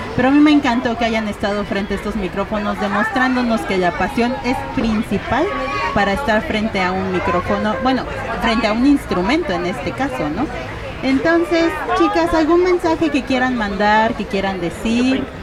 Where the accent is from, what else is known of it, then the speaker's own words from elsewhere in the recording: Mexico City, Mexico; nací siendo un albur en la Ciudad de México